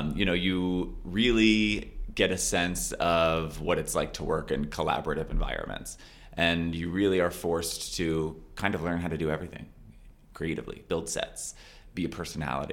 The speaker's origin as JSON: {"language": "English", "region": "Florida", "country": "United States", "moved": "yes", "said": "I'm from Florida"}